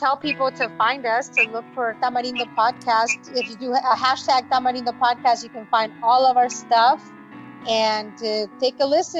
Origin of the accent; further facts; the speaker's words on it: Orange County, California, United States; moved away as an adult; now in Los Angeles, United States; we're originally from Orange County, but I live in L.A. and we record in L.A.